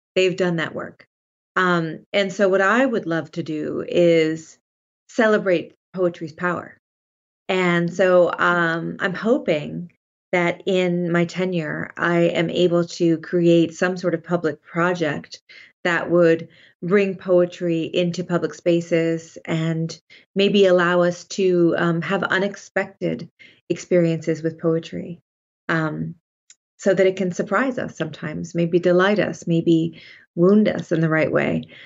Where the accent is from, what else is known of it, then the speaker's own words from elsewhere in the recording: Sonoma, California, United States; I grew up in Sonoma, California